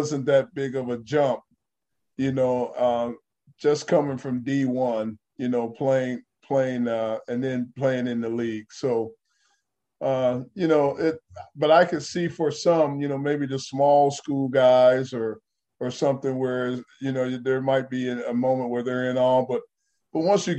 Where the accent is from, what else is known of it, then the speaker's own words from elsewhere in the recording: Dayton, Ohio, United States; moved away; also born or lived in Los Angeles, California / Detroit, Michigan; Dayton, Ohio, I think my hometown